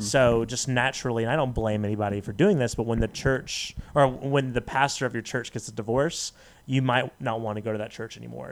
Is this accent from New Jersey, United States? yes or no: no; Las Vegas, Nevada, United States; also born or lived in Dallas; I was born in Dallas, but raised in Las Vegas.